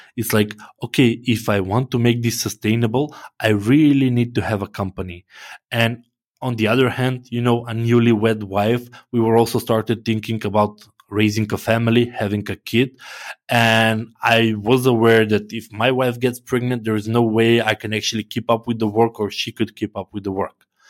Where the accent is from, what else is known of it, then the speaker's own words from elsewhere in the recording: North Macedonia; I'm from Macedonia